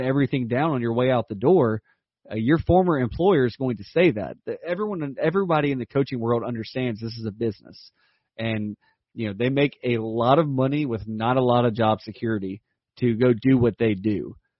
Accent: South Laurens, South Carolina, United States; From my hometown, my alma mater

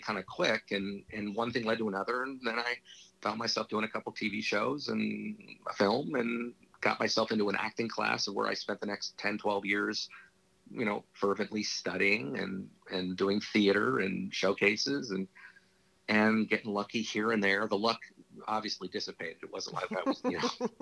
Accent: Los Angeles, California, United States; I grew up in Hollywood.

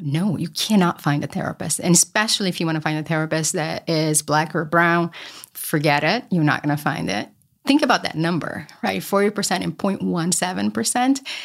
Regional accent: Brazil; moved away; I grew up poor in Brazil

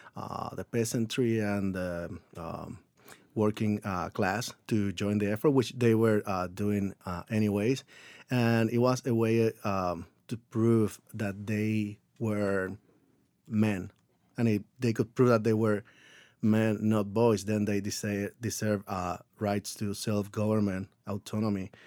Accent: Puerto Rico; moved away as an adult; I grew up in Puerto Rico

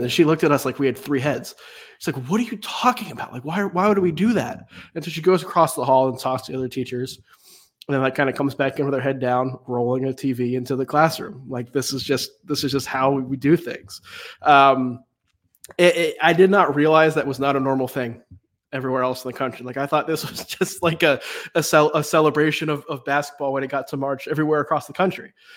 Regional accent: Raleigh, North Carolina, United States; I grew up in Raleigh, uh, in the Raleigh area

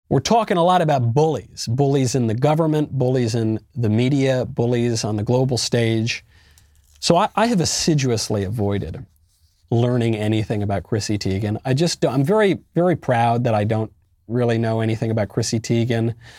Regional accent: United States; now in Tennessee, United States; I'm an American.

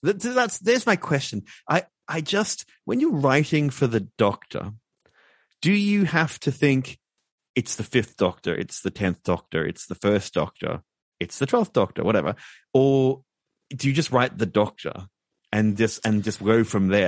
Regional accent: Brisbane, Queensland, Australia; my hometown of Brisbane, Queensland

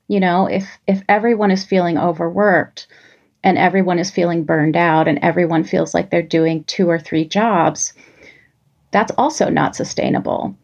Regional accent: New York City, New York, United States; growing up in New York City

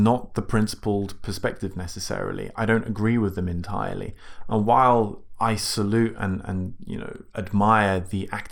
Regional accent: United Kingdom; we're British

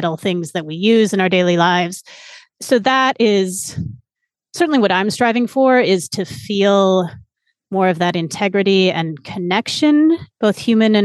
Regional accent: San Francisco, California, United States; moved away as an adult; I grew up in San Francisco

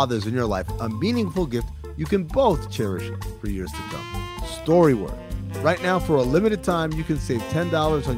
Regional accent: Sudan; moved away; My dad is from Sudan. I'm from Sudan

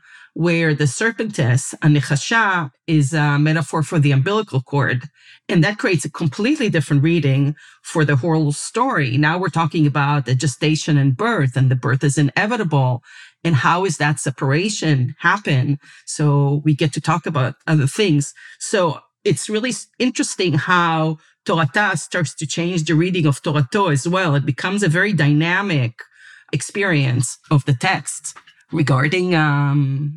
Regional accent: Israel; I was raised in Israel and went to the secular public school system

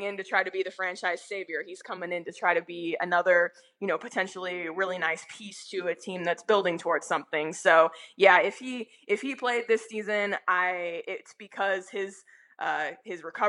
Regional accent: Phoenix, Arizona, United States; moved away as an adult; also born or lived in Denver; I'm still in the process of moving from Denver back to Phoenix

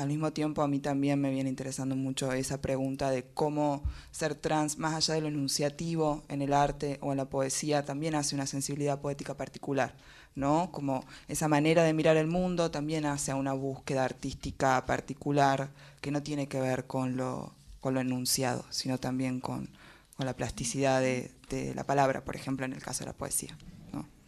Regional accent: Tucumán, Argentina; also born or lived in Salta; yo nací en Tucumán, tuve una parte de mi infancia en Tucumán, pero otra parte en Salta. Y después ah, volví a Tucumán.

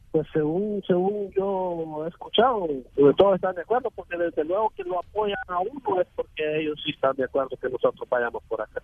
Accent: Ocotepeque, Honduras; moved away as an adult; de Honduras, eh, de Ocotepeque

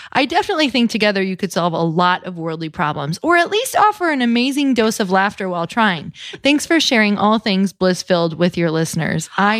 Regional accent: Marquette, Michigan, United States; moved away; I am from Marquette, Michigan

